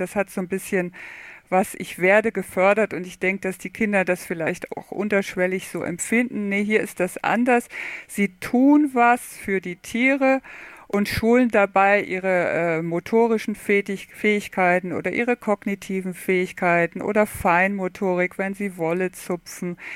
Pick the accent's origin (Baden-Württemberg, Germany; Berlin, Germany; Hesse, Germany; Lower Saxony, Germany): Lower Saxony, Germany; Oldenburg; moved away as an adult; now in Stuttgart, Germany; ich bin aufgewachsen in Oldenburg, Niedersachsen